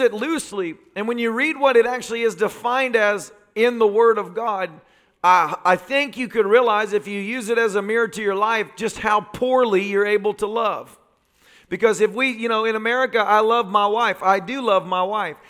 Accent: the South, United States; growing up in the South

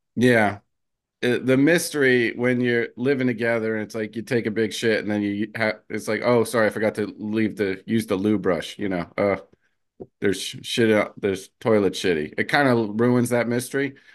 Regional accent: New Jersey, United States; I'm from Jersey.

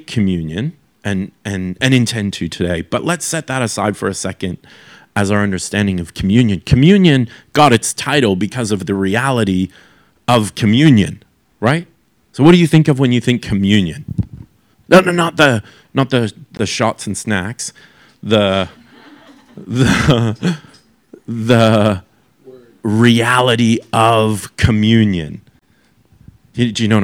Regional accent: Canada; as a young person who was growing up in Canada

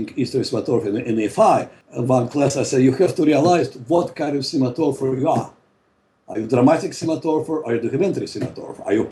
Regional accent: Russia; moved away as an adult; also born or lived in Moscow; now in Los Angeles, United States; I was expelled from Soviet Union. I'm a political refugee

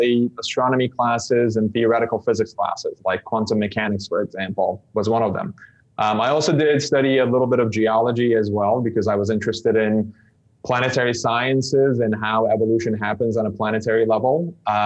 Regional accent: Istanbul, Turkey; English is a second language; moved away as an adult; also born or lived in United States; I grew up in Istanbul, Turkey, learned English as a second language

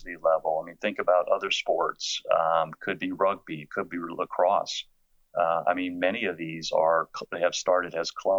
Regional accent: Silver Spring, Maryland, United States; I grew up in Silver Spring

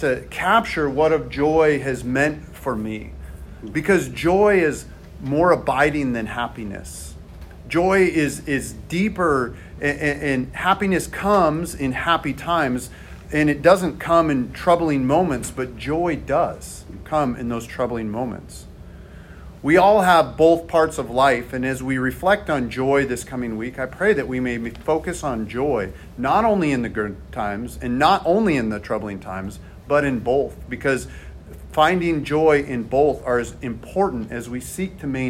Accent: the Northwest, Pacific Northwest, United States; we're from the Northwest

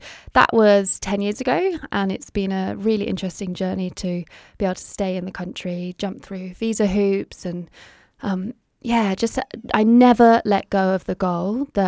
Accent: United Kingdom; now in Australia; So you might be able to hear that I'm not from Australia originally. So

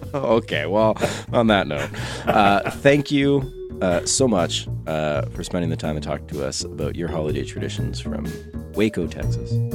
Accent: Quebec, Canada; I'm from Quebec

